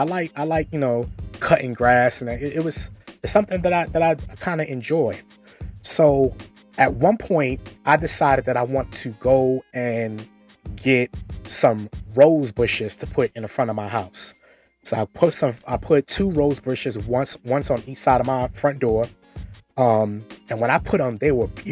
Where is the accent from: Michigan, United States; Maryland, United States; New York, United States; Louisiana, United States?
New York, United States; New York City; moved away; I'm originally from Brooklyn, New York. I grew up in Marlboro Projects, Brooklyn, New York